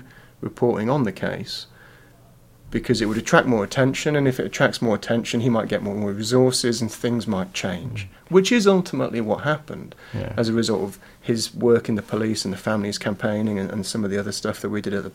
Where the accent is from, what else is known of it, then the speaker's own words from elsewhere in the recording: English Midlands, United Kingdom; now in Australia; I was born in Australia to British parents, but moved back to the UK when I was about 13 months old. So I grew up in the middle of the English Midlands, where life is dark and grey and boring.